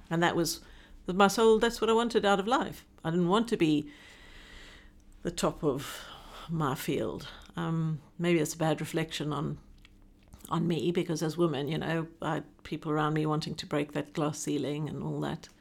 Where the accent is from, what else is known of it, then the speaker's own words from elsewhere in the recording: South Africa; moved away as an adult; now in Hong Kong; I'm South African born and an expatriate living in Hong Kong. I've, having lived, this is, oh, twenty-five and a half years now